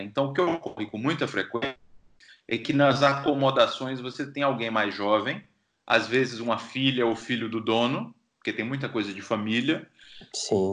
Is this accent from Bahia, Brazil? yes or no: yes; Feira de Santana, Bahia, Brazil; now in Stockholm, Sweden; eu saí de Feira de Santana, lá no Agreste